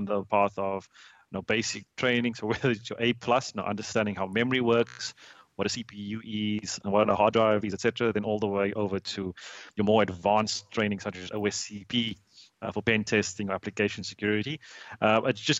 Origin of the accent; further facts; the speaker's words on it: Cape Town, Western Cape, South Africa; moved away as an adult; also born or lived in Hong Kong / United States / London / United Arab Emirates; I was born and raised in Cape Town, South Africa